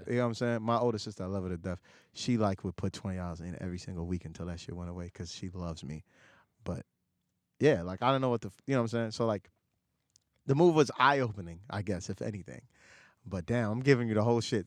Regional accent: New York City, New York, United States; also born or lived in Dhaka, Bangladesh; I moved to, you know, lower income apartments in Astoria. Six people, one bedroom

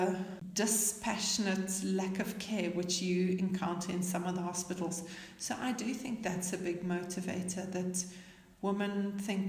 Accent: South Africa; moved away as an adult; also born or lived in Sierra Leone / Tanzania; now in Arusha, Tanzania; I'm a South African midwife. I did my training in South Africa and worked there for a number of years. And then I left home

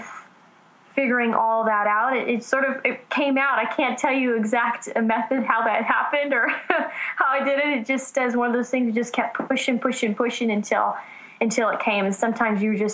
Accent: Southern California, United States; I'm from Southern California, so L.A. is a lot closer than Nashville

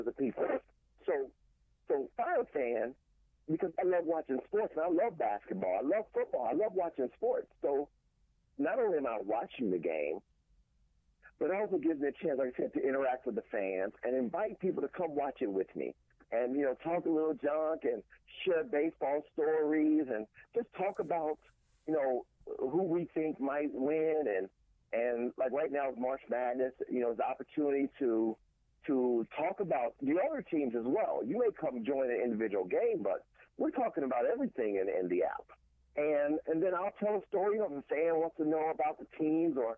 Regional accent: Cincinnati, Ohio, United States; I'm born and raised in Cincinnati, Ohio, so that grew up on that side of the country.

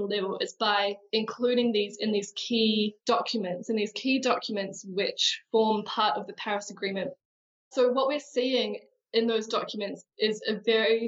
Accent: New Zealand; I am a New Zealander

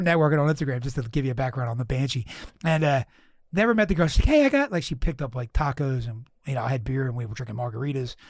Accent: Philadelphia, Pennsylvania, United States; now in San Diego, United States; I'm from the East Coast, Philly guy

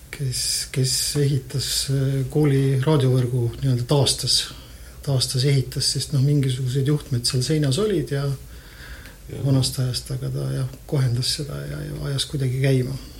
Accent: Tallinn, Harju County, Estonia; also born or lived in Tartu; mina olen Tallinnast

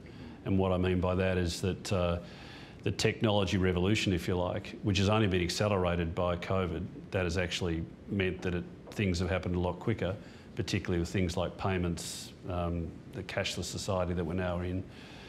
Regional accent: Perth, Western Australia, Australia; born there; And then Mum and Dad went to Perth for Dad's football. That's when I was born in Perth.

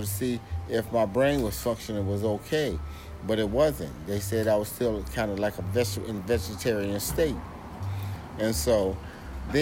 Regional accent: Alton, Illinois, United States; moved away as an adult; also born or lived in Boise, Idaho / Portland, Oregon; I'm from Alton, Illinois, right outside of St. Louis, Missouri.

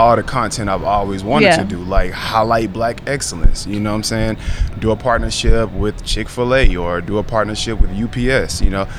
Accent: Alabama, United States; moved away as an adult; now in Atlanta, United States; growing up in Alabama and being a black creator, you know, you definitely are placed in a box

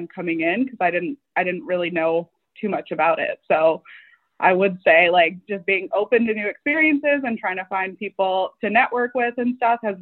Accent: Michigan's Upper Peninsula, United States; coming from a small town, I'm from Michigan's Upper Peninsula

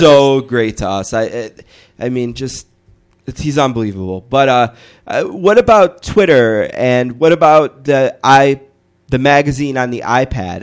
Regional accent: Buffalo, New York, United States; we're from Buffalo, New York

